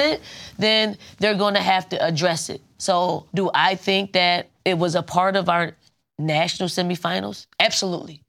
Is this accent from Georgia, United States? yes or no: no; Philadelphia, Pennsylvania, United States; I'm from Philly. I'm from North Philly